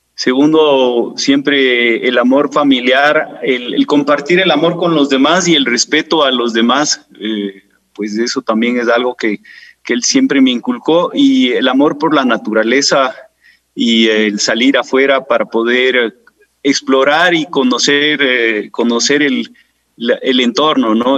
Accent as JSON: {"language": "Spanish", "town": "Quito", "region": "Pichincha", "country": "Ecuador", "tie": "born or raised there"}